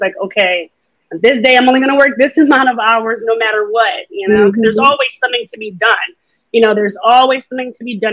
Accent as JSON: {"language": "English", "region": "New York", "country": "United States", "said": "I'm a New Yorker."}